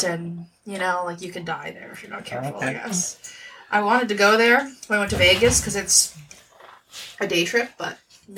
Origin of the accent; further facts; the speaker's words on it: Australia; I'm not. I'm Australian.